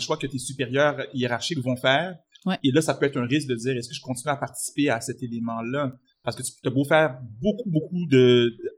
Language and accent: French; Quebec, Canada; J'ai grandi au Québec, je suis d'origine haïtienne